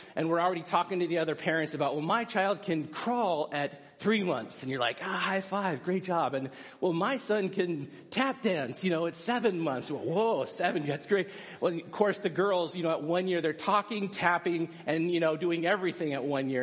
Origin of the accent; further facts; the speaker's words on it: United States; as American people